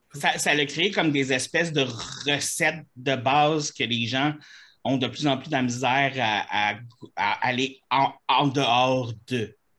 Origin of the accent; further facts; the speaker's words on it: Quebec, Canada; je suis Québécois